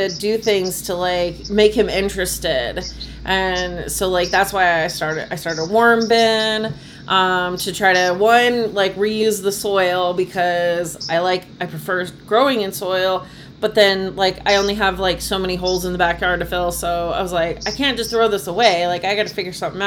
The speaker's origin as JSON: {"language": "English", "town": "Phoenix", "region": "Arizona", "country": "United States", "tie": "born or raised there", "also_born_or_lived": "Boston area", "moved": "as an adult", "said": "I grew up in Phoenix, Arizona."}